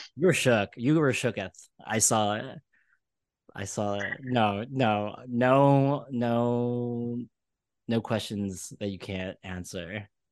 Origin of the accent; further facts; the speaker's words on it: Malaysia; now in New York, United States; I'm from Malaysia